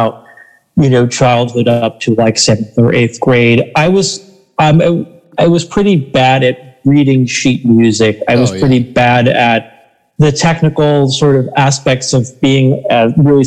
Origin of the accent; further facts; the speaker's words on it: Southwest Florida, United States; Growing up in Florida, I grew up in Southwest Florida